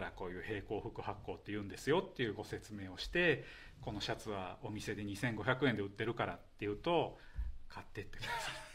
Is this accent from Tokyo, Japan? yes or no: no; Kyoto, Japan; born or raised there